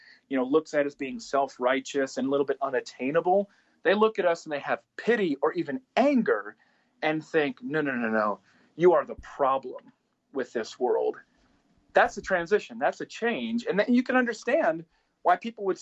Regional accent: South Dakota, United States; the people that I grew up with in South Dakota

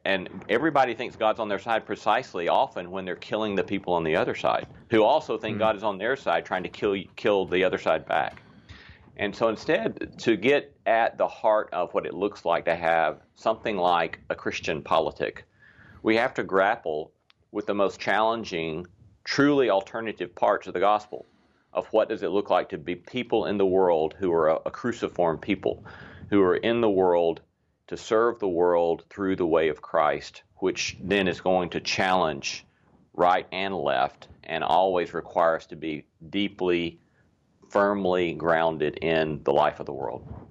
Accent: the South, United States; we Southerners

